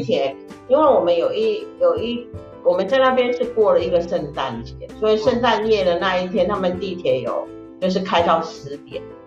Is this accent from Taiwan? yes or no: yes; Taiwan; 因为我们台湾人都比较喜欢吃那，喝拿铁啦